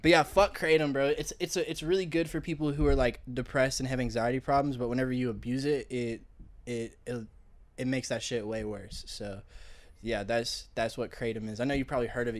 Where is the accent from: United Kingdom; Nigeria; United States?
United States; Columbia, South Carolina; now in North Carolina, United States; I grew up in Columbia, South Carolina.